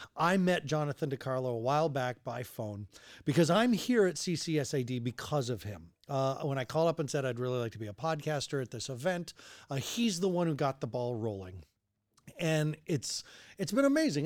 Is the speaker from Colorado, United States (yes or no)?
yes; Longmont, Colorado, United States; also born or lived in Denver; I grew up in Longmont, lived in Denver.